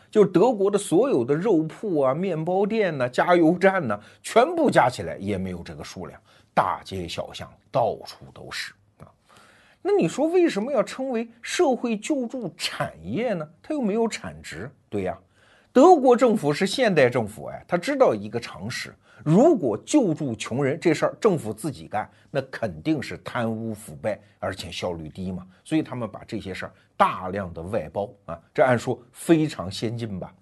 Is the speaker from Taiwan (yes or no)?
no; China; 我们中国人